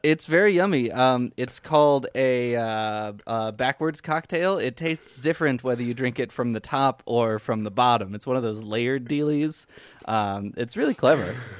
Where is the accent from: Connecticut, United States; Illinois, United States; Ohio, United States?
Illinois, United States; Chicago area; born or raised there